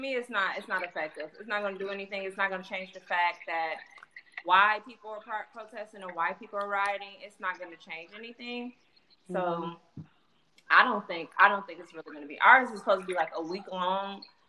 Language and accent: English; Milwaukee, Wisconsin, United States; I know in my hometown it didn't really work.